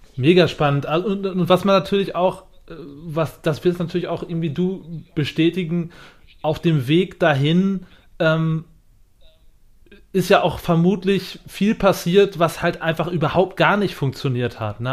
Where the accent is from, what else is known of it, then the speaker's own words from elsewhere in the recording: Germany; als Deutscher